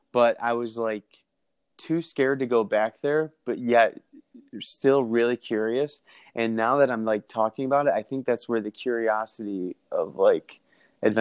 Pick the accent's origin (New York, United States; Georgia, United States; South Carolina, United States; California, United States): New York, United States; Batavia; I was born and raised in Batavia, New York, about 45 minutes east of Buffalo and west of Rochester